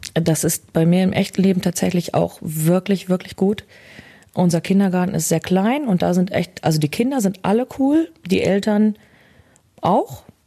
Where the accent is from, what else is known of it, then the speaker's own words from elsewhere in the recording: Bielefeld, North Rhine-Westphalia, Germany; schon hier. Ja, ich bin immer hier gewesen. Bin hier nicht rausgekommen